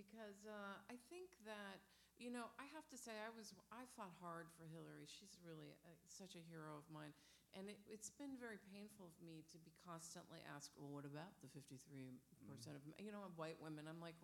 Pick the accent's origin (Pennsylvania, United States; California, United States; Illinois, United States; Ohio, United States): Ohio, United States; I come from Ohio. I come from a family of Catholic Ohio Republicans, quite frankly.